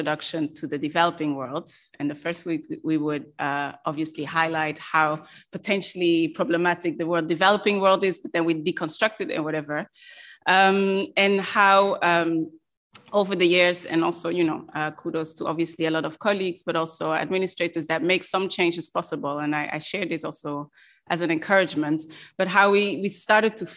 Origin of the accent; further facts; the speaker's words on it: Belgium; moved away; I'm also from Belgium, and in Belgium